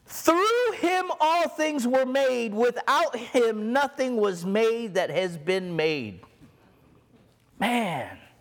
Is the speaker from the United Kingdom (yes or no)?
no; Egypt; moved away; I was born in Egypt